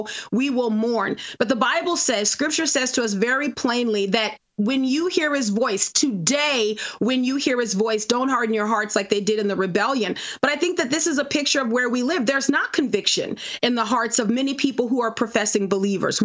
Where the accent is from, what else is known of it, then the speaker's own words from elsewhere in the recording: New Orleans, Louisiana, United States; moved away; I'm originally from New Orleans, and so Lent is a big deal in our town